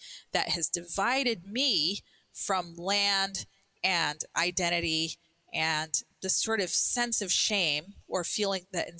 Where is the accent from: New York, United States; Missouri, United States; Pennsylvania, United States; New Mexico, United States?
New Mexico, United States; Albuquerque; I grew up in Albuquerque